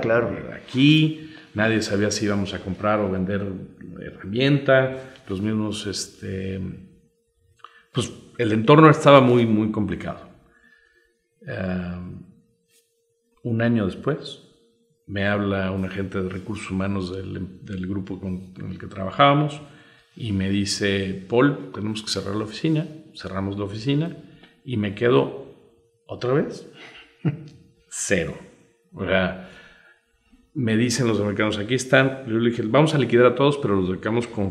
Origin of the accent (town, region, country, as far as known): Mexico